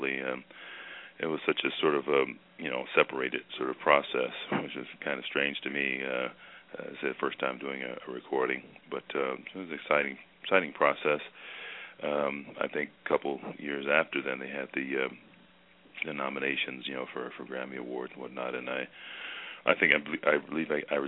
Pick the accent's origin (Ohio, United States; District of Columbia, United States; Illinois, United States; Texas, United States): Ohio, United States; Cleveland; growing up in Cleveland